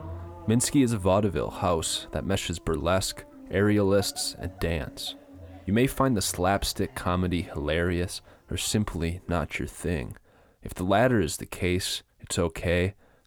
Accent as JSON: {"language": "English", "region": "Minnesota", "country": "United States", "tie": "born or raised there", "moved": "as an adult", "said": "I grew up in Minnesota, then left, toured the U.S., backpacked through Europe, and sailed across the Atlantic."}